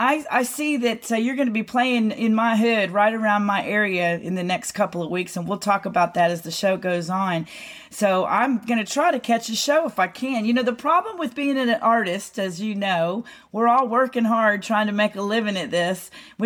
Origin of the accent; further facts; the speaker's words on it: Florida, United States; also born or lived in Houston / Oklahoma; I was born in Houston, grew up all over Florida, and went to high school in Oklahoma.